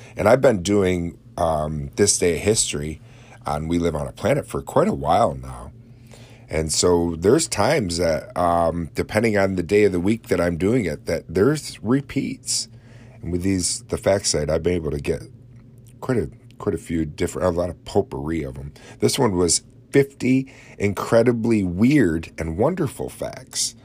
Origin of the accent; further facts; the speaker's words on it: Oswego, New York, United States; my hometown of Oswego